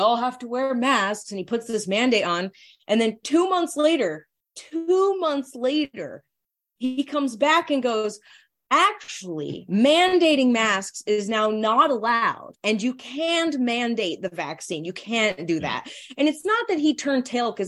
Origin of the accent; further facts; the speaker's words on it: Arizona, United States; I grew up in Arizona where as I became this person growing up in Arizona